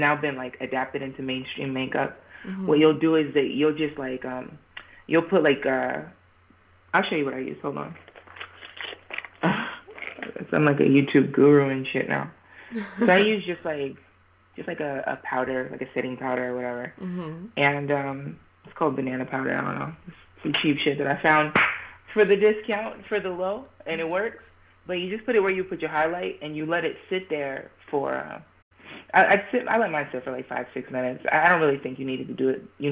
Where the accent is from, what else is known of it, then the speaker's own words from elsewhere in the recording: New Jersey, United States; now in Hollywood, United States; I'm from the East Coast, Jersey